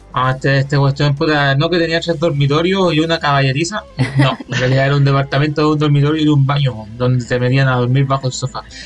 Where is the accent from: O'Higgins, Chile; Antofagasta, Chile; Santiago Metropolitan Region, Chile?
Antofagasta, Chile; Calama; moved away; yo que vengo de Calama del norte